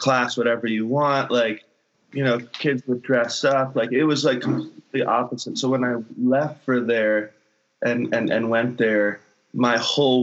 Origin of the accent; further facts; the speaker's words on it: Hilton Head, South Carolina, United States; moved away; on Hilton Head specifically, like growing up in that community